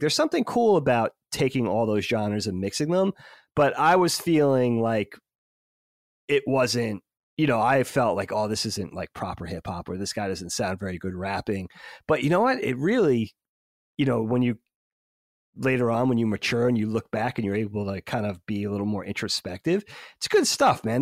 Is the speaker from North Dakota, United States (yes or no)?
no; New York, United States; we grew up in New York, so we had Hot ninety-seven